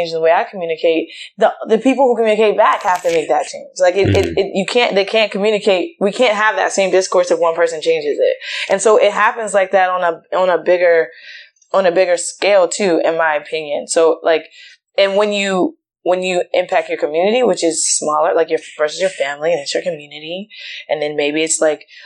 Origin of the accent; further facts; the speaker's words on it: Richmond, Virginia, United States; I grew up in Richmond, Virginia